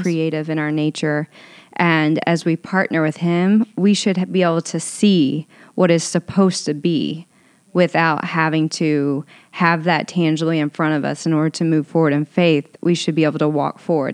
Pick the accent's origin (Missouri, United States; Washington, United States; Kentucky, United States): Kentucky, United States; Owensboro; now in Los Angeles, United States; I grew up in Owensboro, Kentucky, so super small town, very conservative.